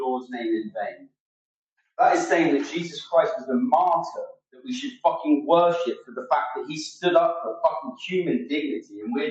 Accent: England, United Kingdom; here in the north of England. I am shocked and appalled that this has happened in my home country

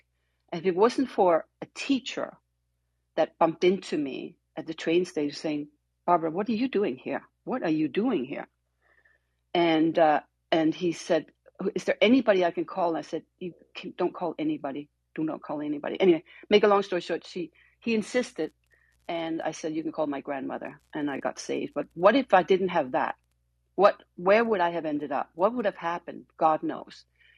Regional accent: Copenhagen, Capital Region of Denmark, Denmark; moved away; I was born and raised in Copenhagen

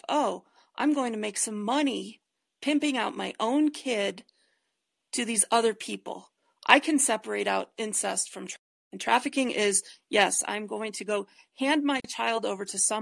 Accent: Detroit, Michigan, United States; now in Colorado, United States; I grew up in Detroit and now I live in Colorado.

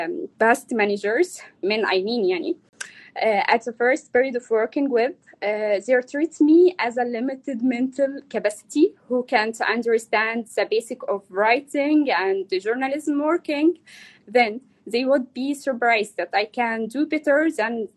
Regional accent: Egypt; English is a second language; moved away as an adult; now in Istanbul, Turkey; can't go to my home country because I have 6 years prison sentence

